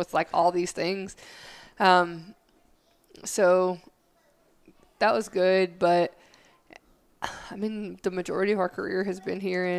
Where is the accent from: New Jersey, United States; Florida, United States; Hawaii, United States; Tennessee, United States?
Tennessee, United States; Middle; moved away as an adult; also born or lived in Las Vegas; now in Texas, United States; I live like 2.5 hours from there. Or if I tell people I'm from, I'll just say I'm from Middle Tennessee, because it's like long and skinny and right there in the middle somewhere.